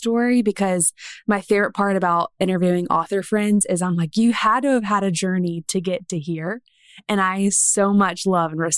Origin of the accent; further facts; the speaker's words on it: Columbia, South Carolina, United States; moved away as an adult; now in Alabama, United States; South Carolina is home. That's where my husband and I grew up, in Columbia